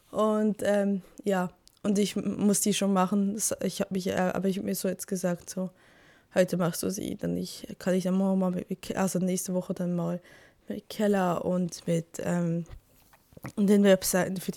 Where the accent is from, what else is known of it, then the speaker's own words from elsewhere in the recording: Switzerland; now in Germany; ich bin ja Schweizerin.